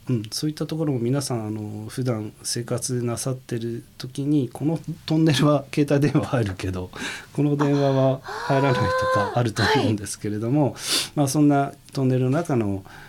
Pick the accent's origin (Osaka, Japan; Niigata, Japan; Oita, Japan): Niigata, Japan; Tokamachi; moved away as an adult; 生まれ故郷の十日町に戻れる戻ること